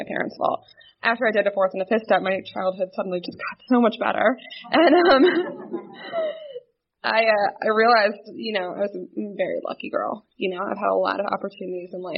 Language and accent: English; New Jersey, United States; I'm born and raised in New Jersey. I lived there my entire life